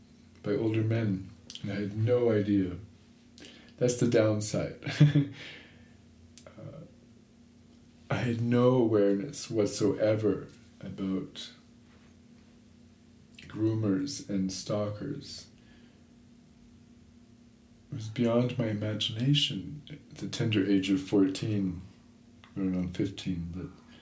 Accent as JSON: {"language": "English", "town": "Toronto", "region": "Ontario", "country": "Canada", "tie": "born or raised there", "said": "I grew up in Toronto"}